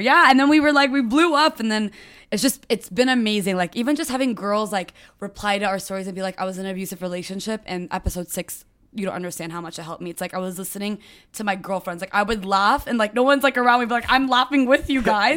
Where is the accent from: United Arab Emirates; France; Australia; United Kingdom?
United Arab Emirates; Dubai; also born or lived in United States / Lebanon; I uh, grew up in Dubai